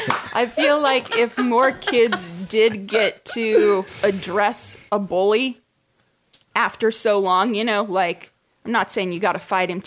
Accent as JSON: {"language": "English", "town": "Butte", "region": "Montana", "country": "United States", "tie": "born or raised there", "said": "I grew up in Butte, Montana."}